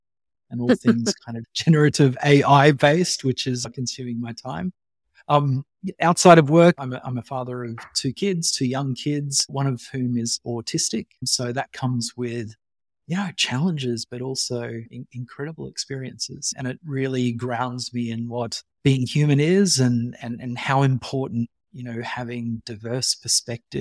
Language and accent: English; Western Queensland, Australia; also born or lived in Canada; I went from this tiny little country town in Western Queensland with 3,000 people to this reasonably large city